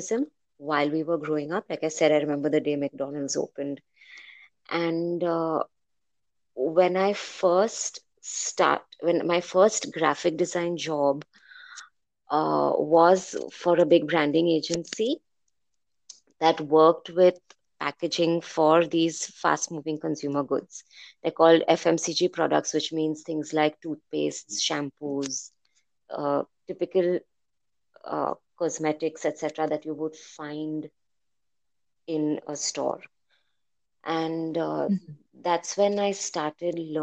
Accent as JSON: {"language": "English", "town": "Mumbai", "region": "Maharashtra", "country": "India", "tie": "born or raised there", "moved": "as an adult", "lives_now": "Athens, Greece", "said": "I have grown up in India, in Bombay"}